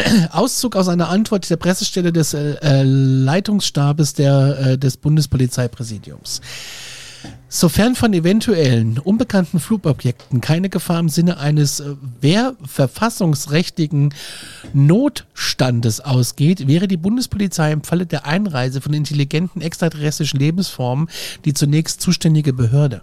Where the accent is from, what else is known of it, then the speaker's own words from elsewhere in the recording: Gudensberg, Hesse, Germany; moved away; Ich bin ja in Nordhessen groß geworden